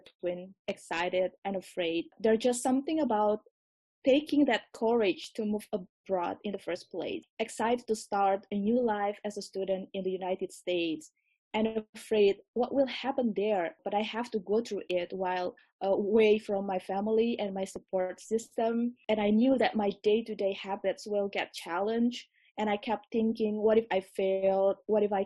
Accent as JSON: {"language": "English", "region": "Jakarta", "country": "Indonesia", "also_born_or_lived": "Urbana-Champaign, Illinois", "said": "I'm from Jakarta, Indonesia"}